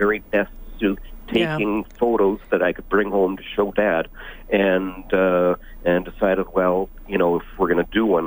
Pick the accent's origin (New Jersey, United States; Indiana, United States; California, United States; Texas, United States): New Jersey, United States; now in Calgary, Canada; I grew up in New Jersey.